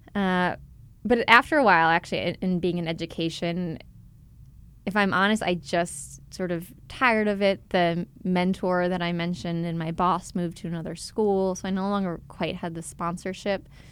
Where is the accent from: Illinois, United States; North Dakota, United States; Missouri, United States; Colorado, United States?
Illinois, United States; Chicago; moved away as an adult; also born or lived in Philadelphia, United States / Los Angeles, United States; I grew up in Chicago